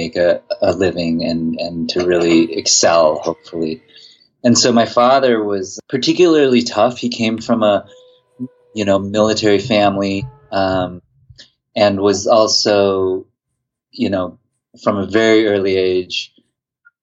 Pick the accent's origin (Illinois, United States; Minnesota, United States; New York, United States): Minnesota, United States; Mankato; I grew up in Mankato, Minnesota, which was this small town in south central Minnesota